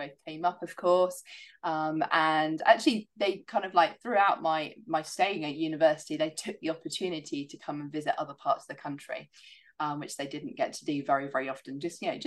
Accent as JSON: {"language": "English", "area": "Isles of Scilly", "region": "South West England", "country": "United Kingdom", "tie": "born or raised there", "moved": "yes", "said": "I'd done a lot of horse riding growing up in the Isles of Scilly"}